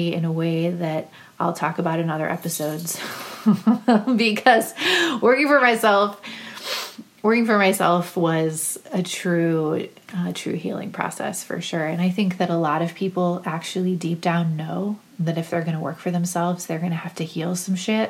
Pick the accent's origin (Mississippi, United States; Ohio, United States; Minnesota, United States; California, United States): Ohio, United States; Cleveland; also born or lived in Akron, Ohio; I'm from Cleveland.